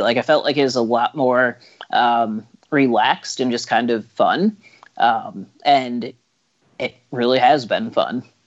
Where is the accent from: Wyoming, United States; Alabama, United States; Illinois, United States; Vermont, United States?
Illinois, United States; I'm from Illinois